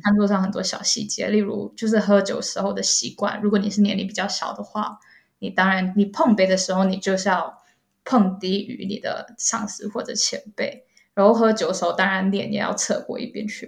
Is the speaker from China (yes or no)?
no; Malaysia; moved away as an adult; also born or lived in South Korea; 我是来自马来西亚的